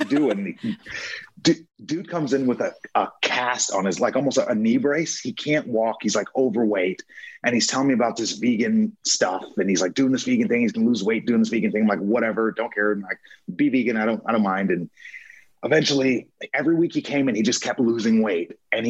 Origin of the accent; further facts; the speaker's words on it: Long Island, New York, United States; moved away as an adult; I was born in Long Island, New York. I lived there until I was 18, right before my senior year in high school.